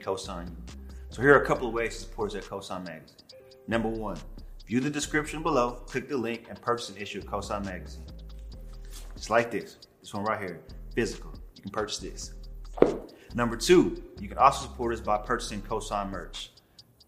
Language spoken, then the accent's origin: English; Killeen, Texas, United States; now in Dallas, United States; I'm really from Killeen, which is like 2 hours from here.